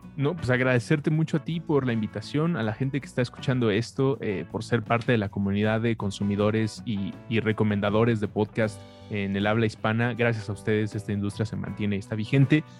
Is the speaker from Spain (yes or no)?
no; Mexico; como mexicano